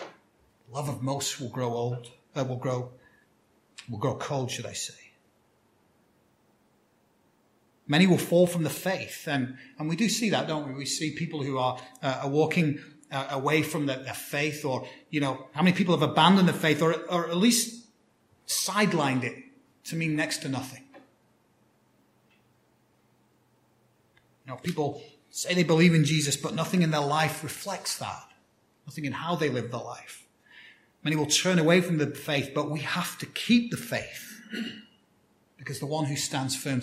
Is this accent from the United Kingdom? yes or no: yes; United Kingdom; moved away; one of the things I loved about growing up on Christmas Day for me was we'd have our Christmas lunch. It's kind of more customary in the UK